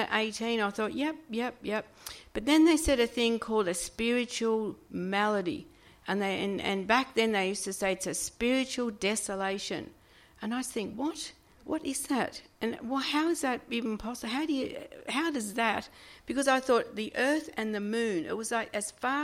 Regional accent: Sydney, New South Wales, Australia; I'm from Sydney

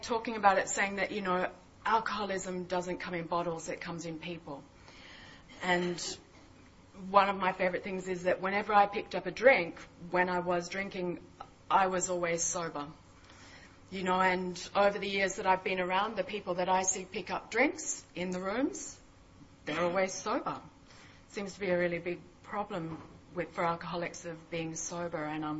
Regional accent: Mullumbimby, New South Wales, Australia; I was from Byron Bay, Mullumbimby, up in northern New South Wales

